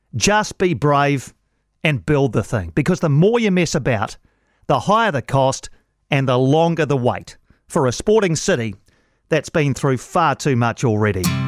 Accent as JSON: {"language": "English", "region": "Wellington", "country": "New Zealand", "said": "I'm from Wellington"}